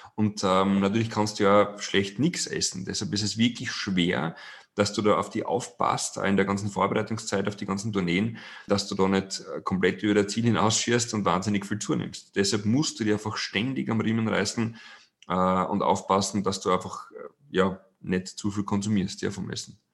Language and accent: German; Styria, Austria; bin gebürtiger Steirer